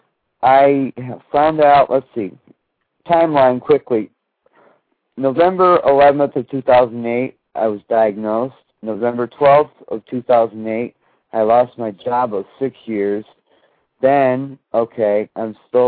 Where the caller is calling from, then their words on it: Florida, United States; I'm calling from Florida.